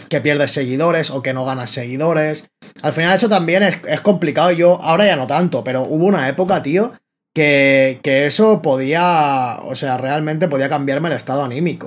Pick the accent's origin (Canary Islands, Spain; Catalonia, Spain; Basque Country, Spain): Catalonia, Spain; Barcelona; soy rapero y freestyler de, de Barcelona.